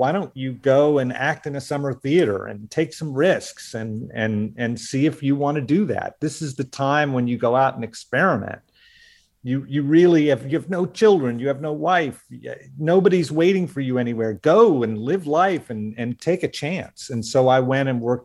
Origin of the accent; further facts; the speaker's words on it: Oklahoma, United States; I grew up in the Southwest in Oklahoma.